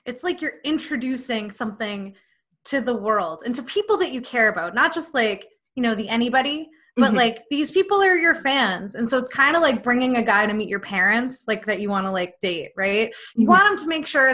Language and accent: English; Boston, Massachusetts, United States; moved away as an adult; I am from the Boston area